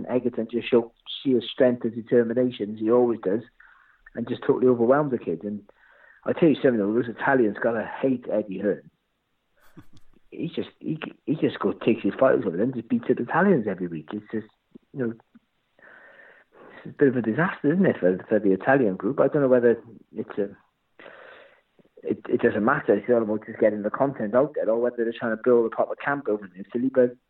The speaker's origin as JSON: {"language": "English", "region": "Wales", "country": "United Kingdom", "said": "Just because I'm from Wales doesn't mean I don't wear clothes."}